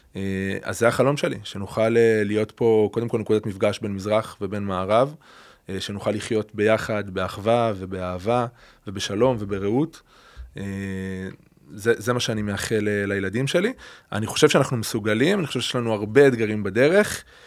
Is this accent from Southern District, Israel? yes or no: yes; Beersheba, Southern District, Israel; now in Adi Negev, Israel; ילדות באר שבעית, משפחה מזרחית, מסורתית, ליכודית